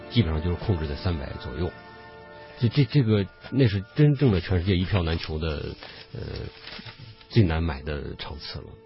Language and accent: Chinese; China; 我们作为中国人